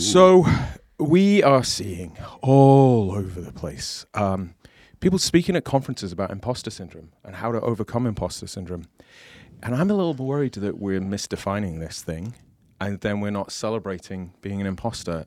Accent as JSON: {"language": "English", "country": "United Kingdom", "moved": "yes", "lives_now": "United States", "said": "as a British person in America"}